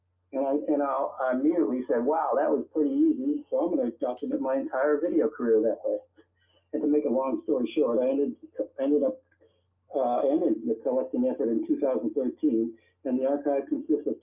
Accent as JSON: {"language": "English", "town": "Girard", "region": "Pennsylvania", "country": "United States", "tie": "born or raised there", "also_born_or_lived": "El Paso, Texas / Tucson, Arizona / New York City", "moved": "yes", "lives_now": "Seattle, United States", "said": "I was born in El Paso, Texas, but I wasn't raised in El Paso, Texas. I'm a military man, married my mother, and moved us to Girard, Pennsylvania, which is on the lake in Pennsylvania."}